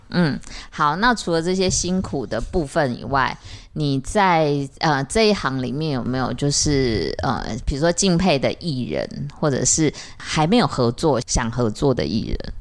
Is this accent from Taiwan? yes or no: yes; central and southern Taiwan, Taiwan; 我们都是中南部的小孩啊，对，啊，主要我还是客家人